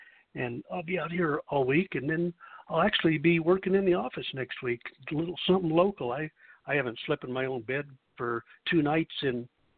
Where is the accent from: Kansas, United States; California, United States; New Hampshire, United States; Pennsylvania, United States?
Kansas, United States; that's a part way to where I used to live. I come from Kansas originally, so kind of neighbors.